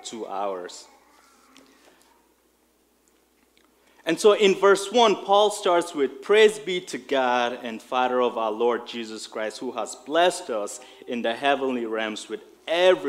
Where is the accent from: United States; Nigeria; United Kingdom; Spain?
Nigeria; moved away; I remember growing up in Nigeria in school.